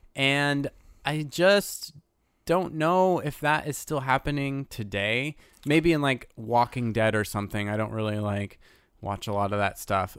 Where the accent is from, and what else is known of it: United States